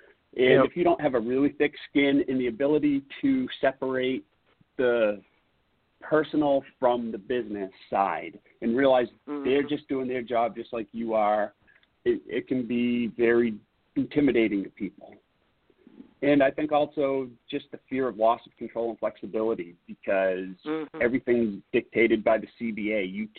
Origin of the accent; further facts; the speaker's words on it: East Coast, United States; growing up on the East Coast, what you heard about the Teamsters was not really conducive to a partnership with employers.